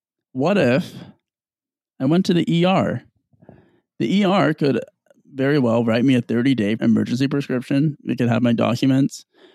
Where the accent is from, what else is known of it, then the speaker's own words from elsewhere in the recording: Seattle, Washington, United States; Now, let me just preface some context. I'm from Seattle.